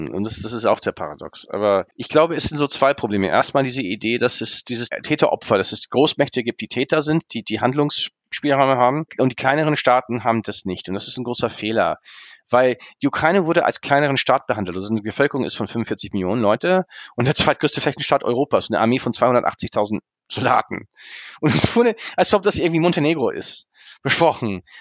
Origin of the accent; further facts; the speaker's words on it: Germany; Ich bin hier in Deutschland aufgewachsen, aber ich, ich, ich habe vieles, bin auch hier stark sozialisiert.